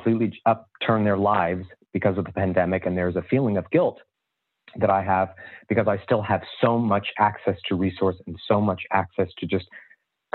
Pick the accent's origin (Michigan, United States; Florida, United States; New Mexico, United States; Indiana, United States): Indiana, United States; I grew up in Indiana in an all-white town